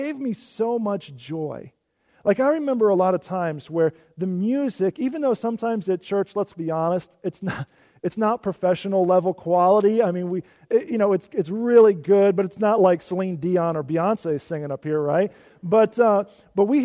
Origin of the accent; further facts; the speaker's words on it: Illinois, United States; moved away; I grew up in Illinois.